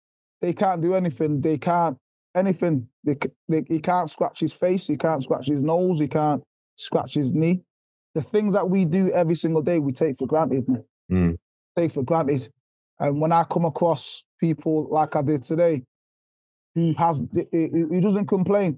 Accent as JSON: {"language": "English", "country": "Jamaica", "tie": "born or raised there", "moved": "yes", "said": "I'm from poverty, brother. I'm from Jamaica. I was born in Jamaica."}